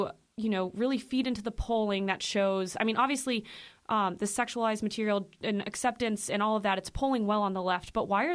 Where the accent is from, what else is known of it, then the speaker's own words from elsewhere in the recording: Illinois, United States; moved away; my public school maybe, you know, back in Illinois